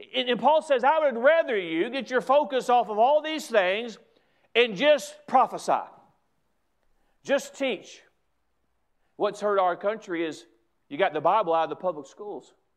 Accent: United States; an American who comes to their country

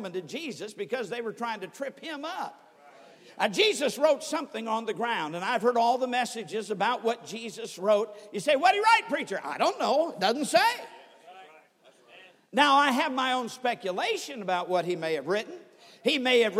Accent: Sturgis, Michigan, United States; I was brought up in Sturgis, Michigan

